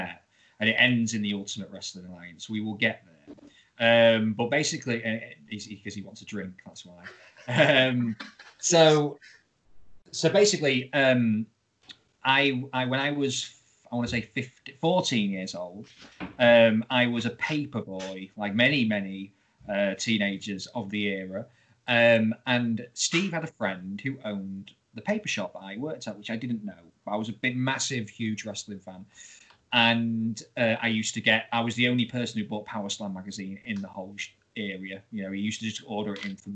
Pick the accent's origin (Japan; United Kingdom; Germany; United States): United Kingdom; Grimsby, Yorkshire and the Humber; I'm from Grimsby.